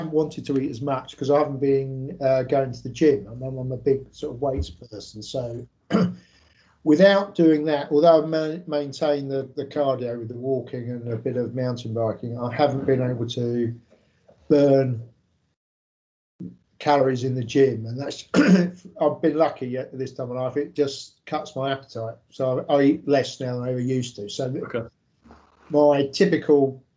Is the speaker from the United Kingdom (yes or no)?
yes; South of England, United Kingdom; I'm obviously from the south